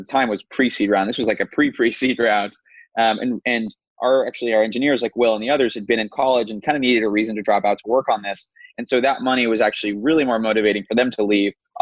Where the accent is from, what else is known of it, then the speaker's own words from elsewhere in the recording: New York, United States; Will had been like a good friend and neighbor of mine growing up in New York